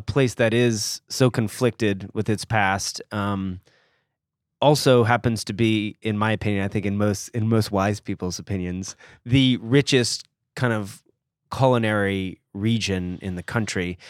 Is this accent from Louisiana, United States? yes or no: no; Georgia, United States; also born or lived in Gainesville, Florida; we're both from the fine state of Georgia